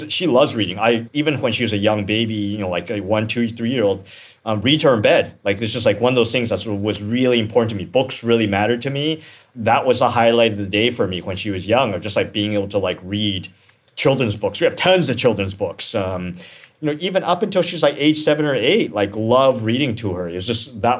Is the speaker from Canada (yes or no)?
yes; Canada; now in United States; I grew up in Canada